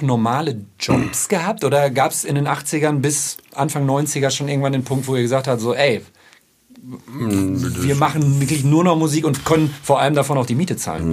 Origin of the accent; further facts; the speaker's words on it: Ruhr area, North Rhine-Westphalia, Germany; ich komme aus dem Ruhrpott